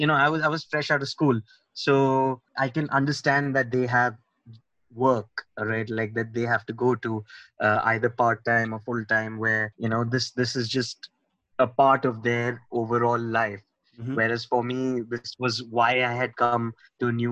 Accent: Mumbai, Maharashtra, India; moved away as an adult; also born or lived in London; I'm born and brought up in Mumbai

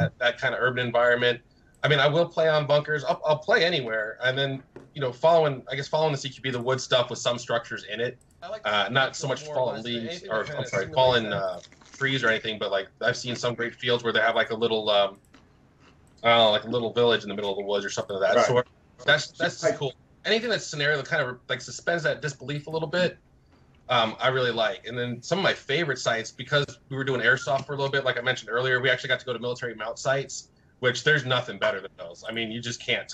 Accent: Florida, United States; also born or lived in New Jersey / New York / California; Right now I'm in Florida. I was born in Jersey, New York. Moved to Florida when I was little, and then I was in California for way too long, and then back to Florida

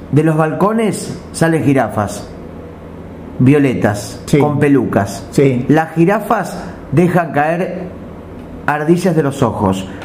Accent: Uruguay; soy uruguayo

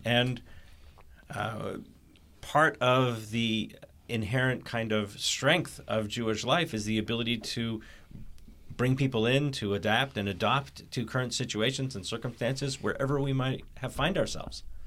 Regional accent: Canada; I was born in Canada

